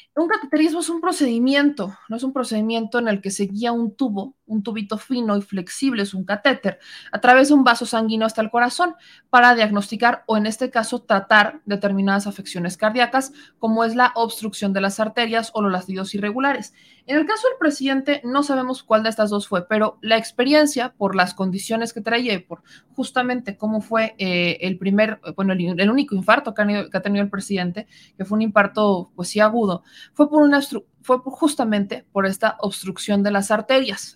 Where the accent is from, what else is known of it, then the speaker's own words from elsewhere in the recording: Mexico; como mexicanos